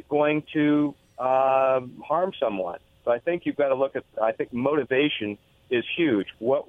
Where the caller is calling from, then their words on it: Richland, United States; … from Richland.